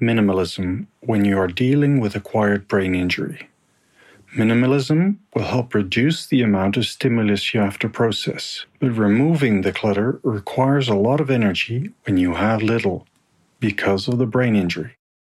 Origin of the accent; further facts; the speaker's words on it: Netherlands; I'm from the Netherlands